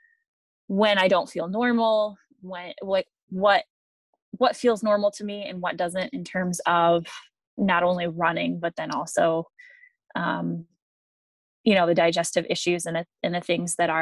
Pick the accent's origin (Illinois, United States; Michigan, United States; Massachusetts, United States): Michigan, United States; moved away as an adult; also born or lived in Alabama; I moved back from Alabama to Michigan, where I grew up, in 2017